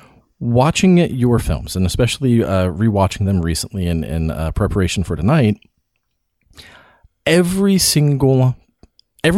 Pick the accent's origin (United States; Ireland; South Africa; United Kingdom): United States; the South, Appalachia; living in the South, growing up around Appalachia, you know, like there's a lot of folk art around here